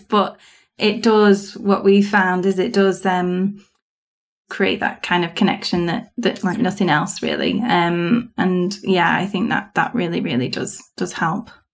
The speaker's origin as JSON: {"language": "English", "country": "United Kingdom", "said": "being British"}